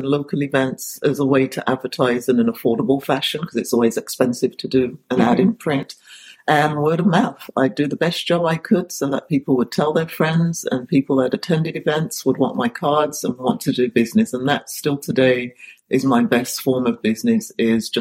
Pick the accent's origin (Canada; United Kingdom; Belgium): United Kingdom; Sandwell, West Midlands; now in Pacific Grove, United States; I'm from what's called the West Midlands, or otherwise known as Sandwell in England